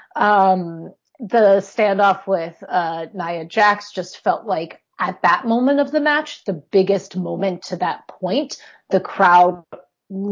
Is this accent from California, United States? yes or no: no; New York, United States; now in Pennsylvania, United States; I'm originally from New York and I live in Pennsylvania.